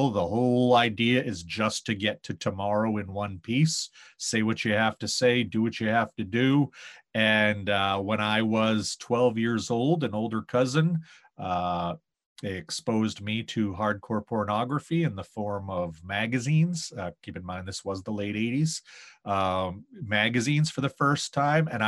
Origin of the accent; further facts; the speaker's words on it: Maine, United States; Maine is one of those places where people hear you're from there and they tell you how beautiful it is.